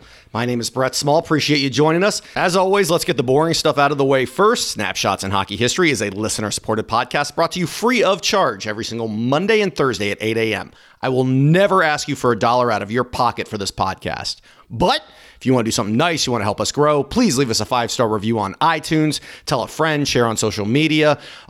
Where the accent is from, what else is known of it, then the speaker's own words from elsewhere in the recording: United States; I am an American